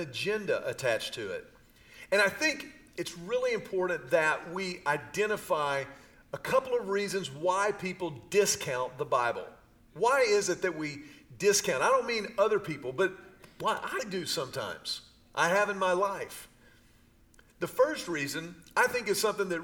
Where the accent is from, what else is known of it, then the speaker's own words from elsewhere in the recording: Houston, Texas, United States; I grew up in Houston during the Houston Astros with Cesar Cedeño